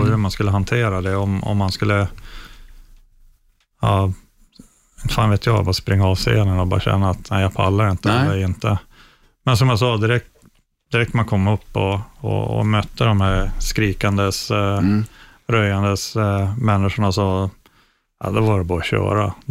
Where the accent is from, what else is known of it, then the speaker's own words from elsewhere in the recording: Norrland, Sweden; ja men det är väl kanske min norrländska tjurighet där, att jag, jag ger inte upp